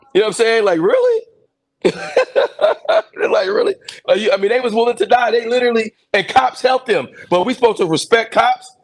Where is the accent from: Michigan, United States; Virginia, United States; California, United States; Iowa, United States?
Michigan, United States; also born or lived in Mobile, Alabama / Detroit, Michigan / Ypsilanti, Michigan / Ann Arbor, Michigan; I grew up in Michigan